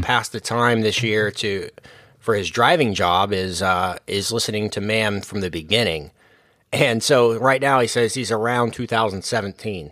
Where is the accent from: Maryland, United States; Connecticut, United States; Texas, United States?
Texas, United States; we're all from Texas